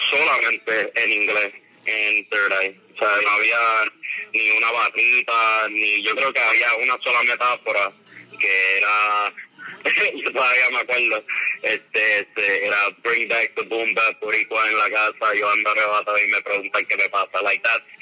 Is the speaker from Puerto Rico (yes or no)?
yes; San Juan, Puerto Rico; moved away as an adult; also born or lived in Chicago, Illinois, United States; now in Orlando, United States; eh, nací en San Juan, Puerto Rico. Ahí me crié hasta como los nueve años que me mudé para Chicago, por como tres o cuatro años, y regresé y estaba ahí pues este, en Puerto Rico hasta principios de 2018